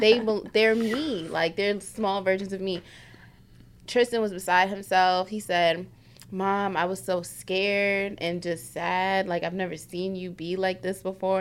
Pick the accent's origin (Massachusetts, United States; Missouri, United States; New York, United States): New York, United States; New York City; moved away; I'm from South Bronx